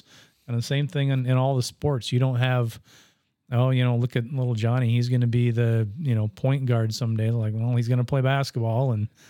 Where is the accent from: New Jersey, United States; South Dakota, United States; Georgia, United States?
South Dakota, United States; Bonesteel; Bonestell, South Dakota.